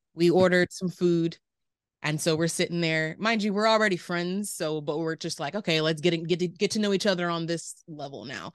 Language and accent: English; Riverside, California, United States; also born or lived in Moreno Valley, California / Davis, California; I was born and raised in the Inland Empire